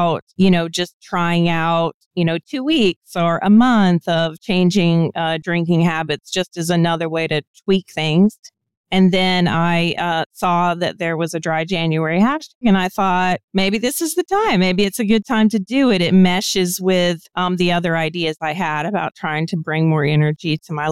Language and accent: English; United States; also born or lived in DC metro area; I'm American, so I can only speak from my own cultural background